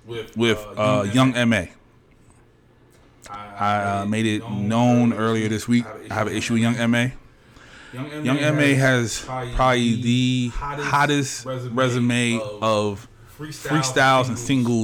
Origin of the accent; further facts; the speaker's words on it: Baltimore, Maryland, United States; I'm from Baltimore.